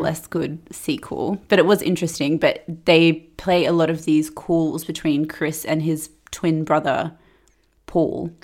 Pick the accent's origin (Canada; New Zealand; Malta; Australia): Australia; Perth, Western Australia; I was growing up in Perth